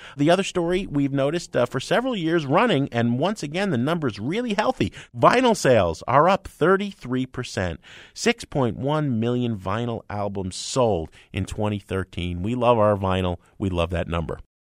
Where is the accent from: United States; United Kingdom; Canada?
United States; New Jersey; I'm from Jersey, you know, down the shore